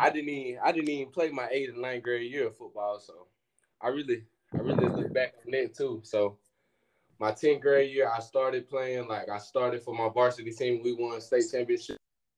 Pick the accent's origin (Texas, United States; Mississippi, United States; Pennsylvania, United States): Mississippi, United States; Louisville; also born or lived in Pearl, Mississippi; now in Memphis, United States; I'm from Lewisville, Mississippi, but I moved to Pearl, Mississippi around 8th grade.